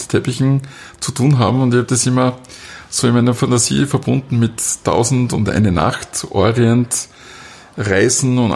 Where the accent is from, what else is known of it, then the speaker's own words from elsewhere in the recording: Wildon, Styria, Austria; also born or lived in Graz; Doch, ich bin schon Grazer, bin aber eben in der Südsteiermark, äh, in Bildon aufgewachsen und dann in Leimitz äh, zur Schule gegangen.